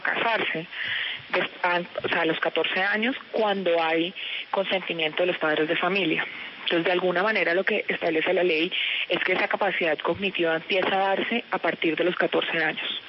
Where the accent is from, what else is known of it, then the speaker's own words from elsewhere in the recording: Colombia; como madre, como mujer y como colombiana